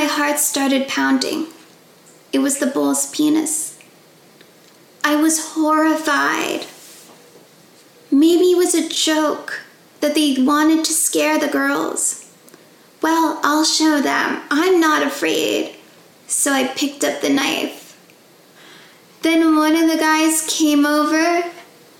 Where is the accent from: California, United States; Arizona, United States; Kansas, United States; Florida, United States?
California, United States; I was born and raised in California